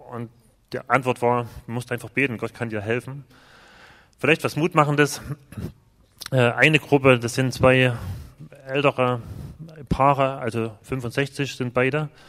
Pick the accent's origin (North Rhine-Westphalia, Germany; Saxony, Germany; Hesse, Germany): Saxony, Germany; wir kommen zwar aus Ostdeutschland, aber aus einer sehr frommen Ecke, aus dem Erzgebirge. Das ist schon ähnlich wie hier.